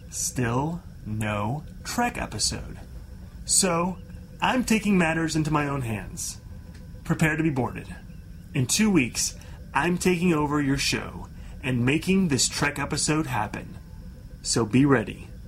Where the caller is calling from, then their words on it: London, United Kingdom; I'm calling in from London.